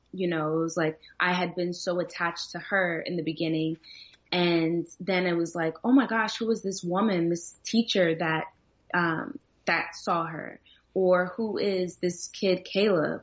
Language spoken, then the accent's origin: English; New Jersey, United States; moved away; also born or lived in Virginia; growing up in Jersey, I got made fun of a lot and, and in Virginia as well